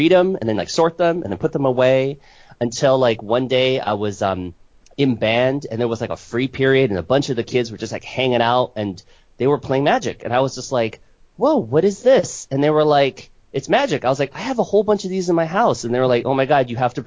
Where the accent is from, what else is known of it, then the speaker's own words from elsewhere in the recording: Seattle, Washington, United States; I'm from Seattle, Washington